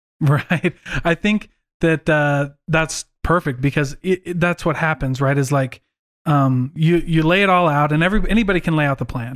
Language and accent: English; Iowa, United States; moved away; I was raised in Iowa